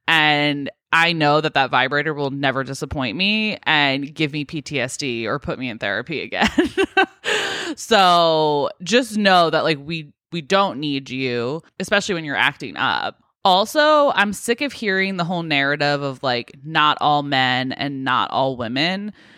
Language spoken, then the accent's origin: English; United States; being American